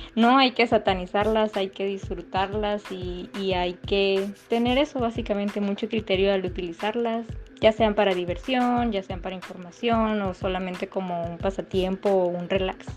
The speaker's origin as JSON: {"language": "Spanish", "country": "Mexico", "said": "como sociedad mexicana creíamos normales"}